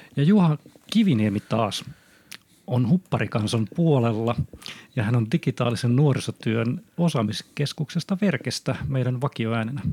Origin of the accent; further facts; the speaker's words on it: Honkajoki, Satakunta, Finland; se mun mielikuva nuorisotyöntekijästä on siellä lapsuudessa isk- iskostettu Honkajoen pienessä puutalossa